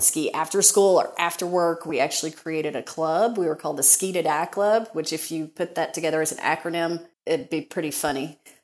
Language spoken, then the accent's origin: English; Kentucky, United States; accent: Southern; I grew up in Kentucky